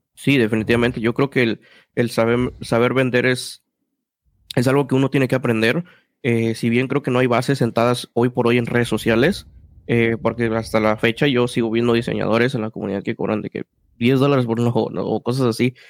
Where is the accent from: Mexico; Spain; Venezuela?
Mexico; Mexico City; yo soy de Ciudad de México, hay mucho una cultura que se llama la cultura chilanga y es como personas que crecimos en un ambiente